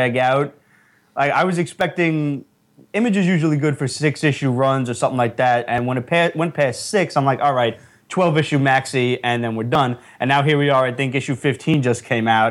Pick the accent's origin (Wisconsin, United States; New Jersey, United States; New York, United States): New York, United States; New York City; We are from Brooklyn originally, Greenpoint